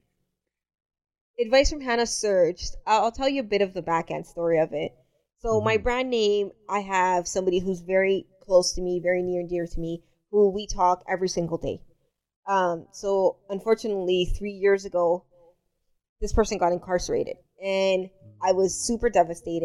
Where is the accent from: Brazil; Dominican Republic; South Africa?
Dominican Republic; moved away; I'm from the Dominican Republic.